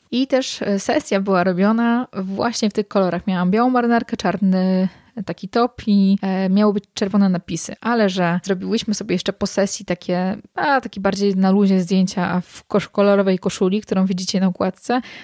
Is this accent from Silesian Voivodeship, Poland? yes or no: no; Warsaw, Masovian Voivodeship, Poland; moved away as an adult; now in Masuria, Poland; Ja jestem oryginalnie z Warszawy, mieszkam teraz na Mazurach